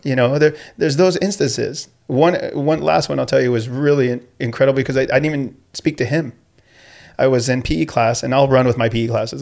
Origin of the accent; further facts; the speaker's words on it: Escondido, California, United States; I grew up in Escondido, and, uh, I actually went to school locally.